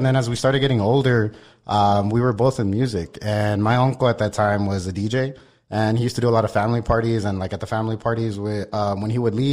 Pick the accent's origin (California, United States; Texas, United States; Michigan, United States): Texas, United States; El Paso; born and raised in El Paso